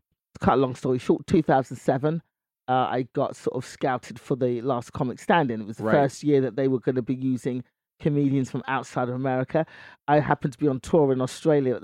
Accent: London, United Kingdom; moved away as an adult; now in United States; born and raised in London

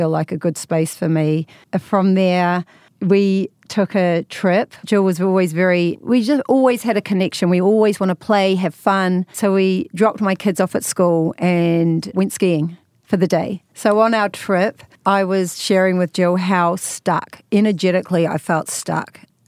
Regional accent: New Zealand; accent: New Zealand; moved away as an adult; also born or lived in London; now in Hollywood, United States; So you can tell by my accent, I'm from New Zealand. And I spent 20 years there and then another 23 years living in London.

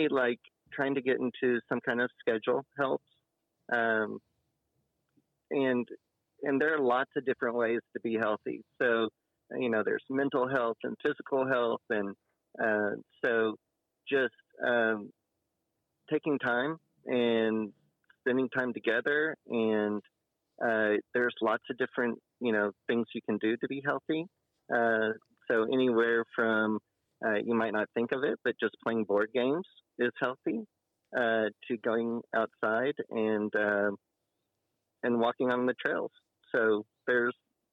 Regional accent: Kentucky, United States; moved away as an adult; now in Dickson, United States; I'm originally from Kentucky

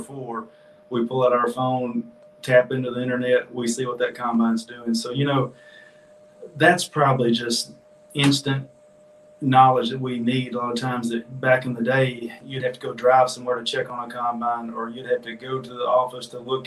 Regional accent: Jonesboro, Arkansas, United States; now in Pine Bluff, United States; I was raised in Jonesboro and picked up a farm here in Pine Bluff

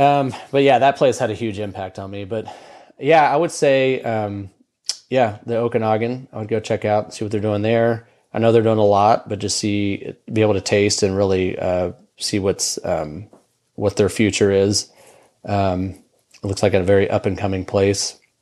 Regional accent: Houston, Texas, United States; moved away as an adult; now in Lubbock, United States; I grew up in Houston.

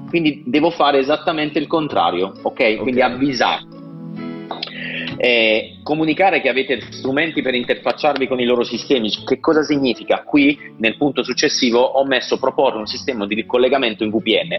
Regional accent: Apulia, Italy; io sono pugliese, quindi sto vivendo in Puglia il dramma del turismo

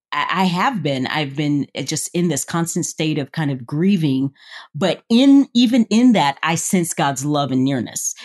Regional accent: the South, United States; I'm from the South.

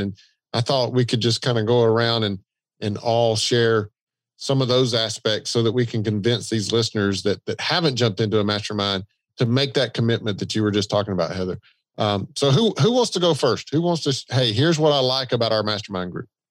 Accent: the South, United States; accent: Southern; the Southern accent

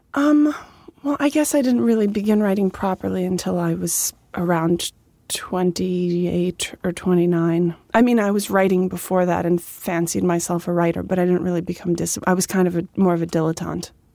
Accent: Dix Hills, New York, United States; born or raised there

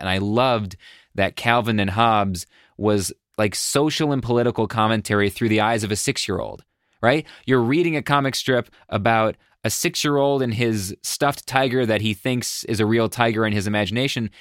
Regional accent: Buffalo, New York, United States; I grew up in Buffalo

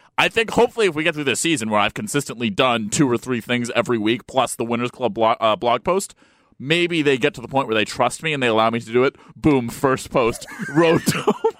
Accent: Marshfield, Massachusetts, United States; my hometown

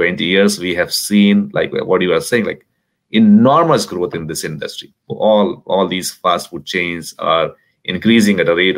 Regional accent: India; born or raised there; moved away

